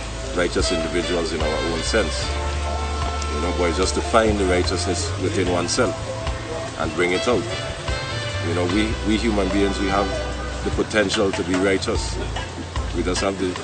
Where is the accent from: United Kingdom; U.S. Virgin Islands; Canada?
U.S. Virgin Islands; also born or lived in St. Croix; Basically, I was born in St. Croix. Moved to St. John at 7 years old. Currently living in St. John